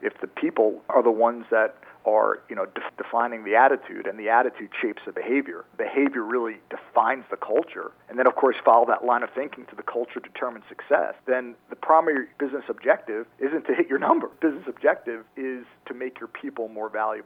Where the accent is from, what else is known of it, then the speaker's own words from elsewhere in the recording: New York, United States; moved away as an adult; also born or lived in Maryland; Born and raised in New York, went to school down at University of Maryland